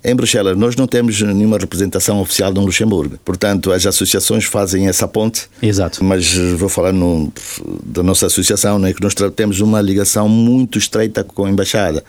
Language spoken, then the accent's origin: Portuguese; Angola; moved away as an adult; eu tenho saudades da minha terra. Afinal de contas, foi lá que eu nasci, foi lá que eu cresci